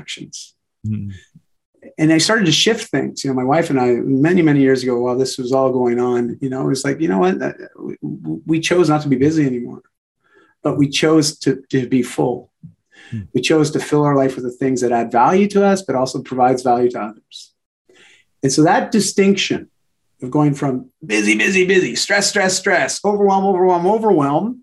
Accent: Canada; I'm Canadian

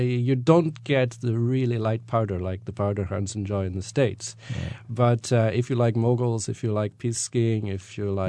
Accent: Scotland, United Kingdom; moved away; when I grew up, you know, we were brought up as being Scottish

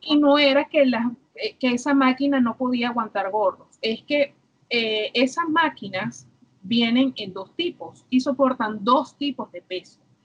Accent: Los Teques, Miranda, Venezuela; also born or lived in Caracas; yo, una niñita nacida en Caracas, me crié en Los Teques

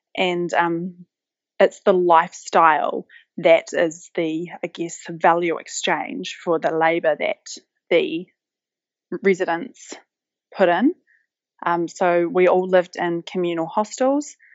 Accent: West Coast, New Zealand; moved away; I grew up on the West Coast, which is one of, probably, in my view, one of the most beautiful places in the world

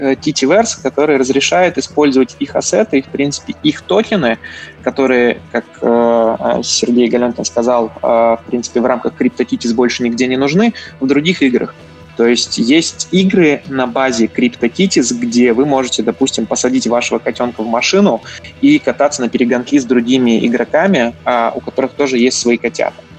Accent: Latvia; я, собственно, из Латвии. Э, закончил Рижский технический университет

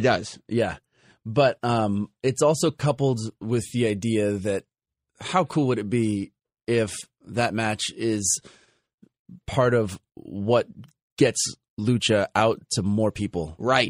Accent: Los Angeles, California, United States; my hometown of Los Angeles

